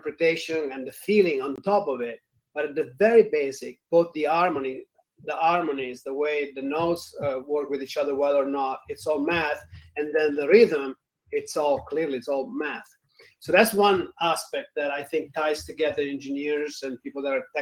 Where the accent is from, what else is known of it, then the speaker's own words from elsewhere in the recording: Italy; accent: Italian; moved away; I'm not just faking the accent, I'm actually from Italy.